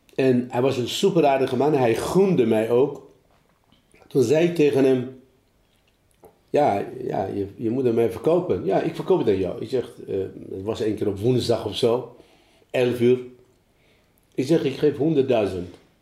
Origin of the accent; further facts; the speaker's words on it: Iran; Dutch is a second language; moved away as an adult; also born or lived in Germany; now in Apeldoorn, Netherlands; ik uit Iran kom